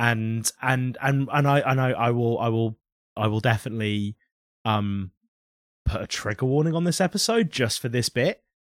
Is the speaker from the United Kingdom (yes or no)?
yes; United Kingdom; We were in Britain